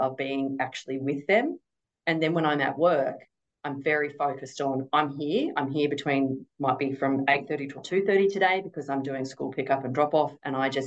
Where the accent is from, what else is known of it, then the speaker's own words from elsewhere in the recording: Golden Triangle, northern New South Wales, Australia; is the region in which I grew up in northern New South Wales. We grew up in the Golden Triangle of farming. It's sort of around that North Star, Yetman district there